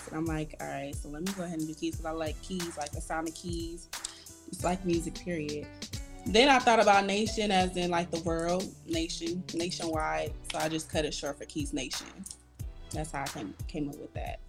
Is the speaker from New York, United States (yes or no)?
no; Jacksonville, Florida, United States; accent: country; also born or lived in Indiana; now in Ohio, United States; I'm originally from Jacksonville, Florida